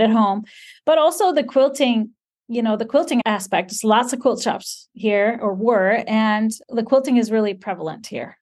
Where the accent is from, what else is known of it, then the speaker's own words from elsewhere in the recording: Iceland; This is living in Iceland, born and raised in Iceland, living in Iceland